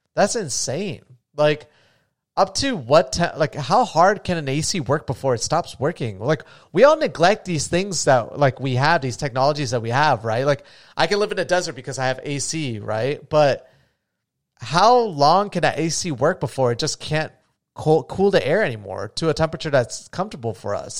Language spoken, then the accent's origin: English; New Smyrna Beach, Florida, United States; where I grew up is essentially on a little island, too. And, I mean, my hometown is gone